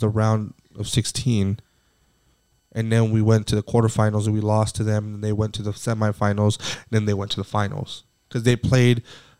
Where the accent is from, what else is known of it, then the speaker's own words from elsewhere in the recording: Phoenix, Arizona, United States; I was born here in Phoenix, which I am, but, you know, being born here, being from here